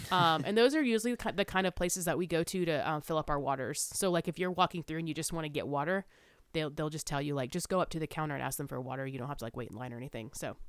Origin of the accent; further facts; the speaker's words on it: South Carolina, United States; I'm from South Carolina.